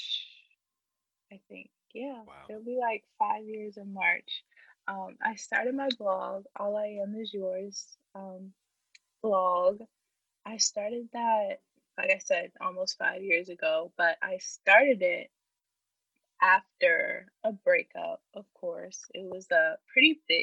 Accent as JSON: {"language": "English", "town": "Richmond", "region": "Virginia", "country": "United States", "tie": "born or raised there", "said": "I'm from Richmond, Virginia, born and raised."}